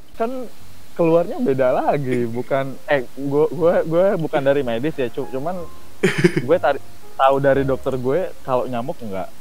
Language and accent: Indonesian; Cianjur, West Java, Indonesia; gue asli Cianjur, jadi memang orang Sunda Tulen